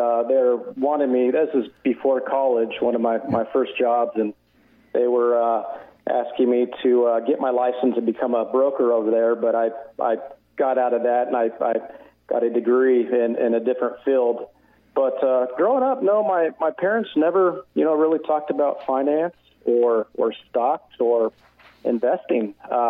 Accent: Southern California, United States; I was born and raised in Southern California, so I was the typical, middle-class family.

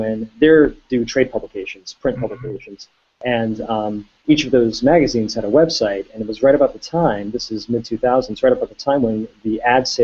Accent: Baltimore County, Maryland, United States; also born or lived in Columbia, Maryland; I was born in Columbia, Maryland, and grew up in Baltimore County, but really from Hopkins on, I lived right in Baltimore City

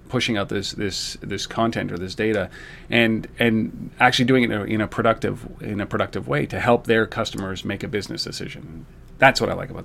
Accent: Canada; as a Canadian

